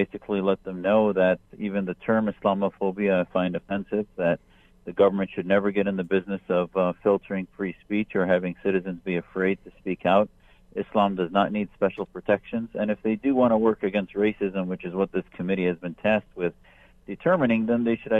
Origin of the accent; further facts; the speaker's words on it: United States; as an American